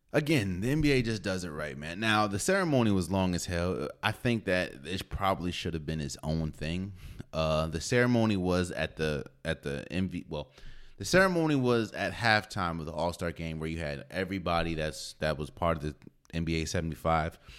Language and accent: English; Maryland, United States; I'm from Maryland, so I, I frequent in Howard a lot.